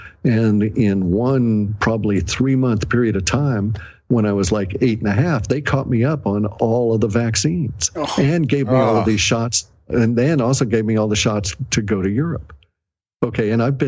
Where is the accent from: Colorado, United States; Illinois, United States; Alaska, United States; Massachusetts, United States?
Alaska, United States; also born or lived in Washington State; I was born here in Washington State, but then I ended up going to Alaska before I was 1 year old